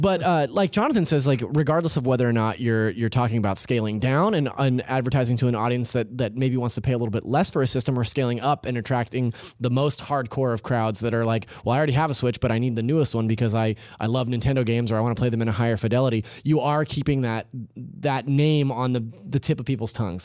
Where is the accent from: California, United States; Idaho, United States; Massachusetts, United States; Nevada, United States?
California, United States; I'm from California. I s, I, I use gnarly just interchangeably